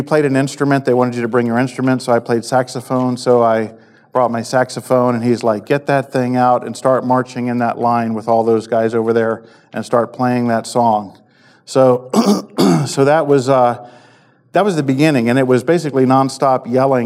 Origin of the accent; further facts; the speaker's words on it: Maryland, United States; I grew up in Maryland